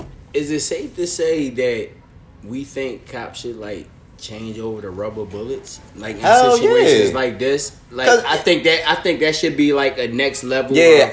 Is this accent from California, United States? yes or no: no; Philadelphia, Pennsylvania, United States; I'm from North Philly. Shout out to North Philly. Susquehanna, Dolphin, GND